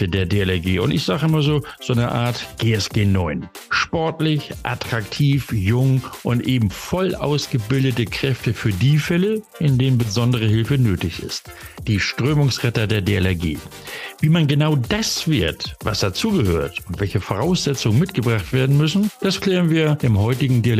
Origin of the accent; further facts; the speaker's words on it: the North, Northern Germany, Germany; Ich komme ja aus dem Norden.